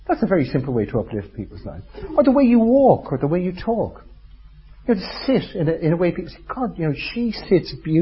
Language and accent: English; Ireland; I'm Irish